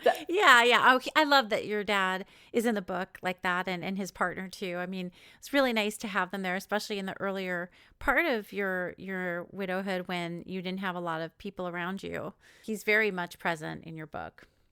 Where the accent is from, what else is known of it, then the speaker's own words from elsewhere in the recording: East Coast, United States; moved away; I'm from the East Coast originally